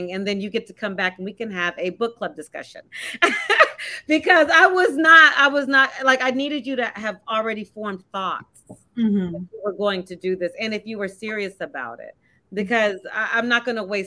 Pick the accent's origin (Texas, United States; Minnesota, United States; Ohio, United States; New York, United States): Texas, United States; moved away as an adult; now in New Jersey, United States; I'm from Texas